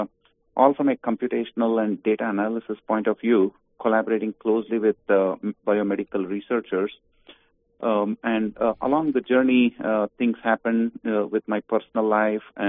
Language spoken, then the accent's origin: English; Bangalore, Karnataka, India; moved away as an adult; also born or lived in Virginia; now in United States; I grew up in India, Bangalore, in South India, until I was 22, and I came as a foreign student to Virginia Tech